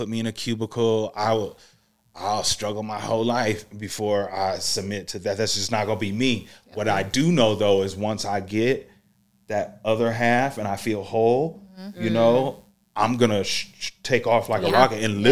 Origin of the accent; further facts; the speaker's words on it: Iowa, United States; I'm from Iowa, and Chicago's 4 hours away.